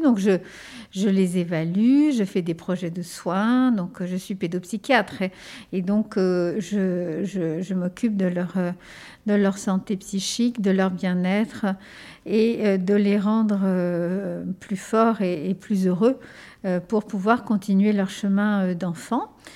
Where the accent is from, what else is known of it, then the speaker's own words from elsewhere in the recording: Ardennes, Grand Est, France; first language Spanish; French is a second language; also born or lived in Spain; j'ai grandi, je suis née en Espagne, j'ai grandi dans un petit village des Ardennes euh, qui s'appelle Pourriau-Bois.